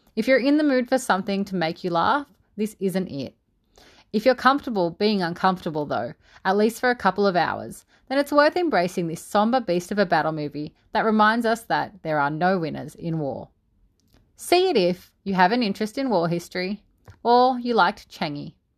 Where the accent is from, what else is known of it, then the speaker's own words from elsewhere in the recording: Australia; As an Aussie